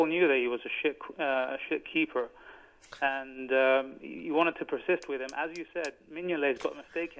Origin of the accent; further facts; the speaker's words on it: Cyprus; I'm from Cyprus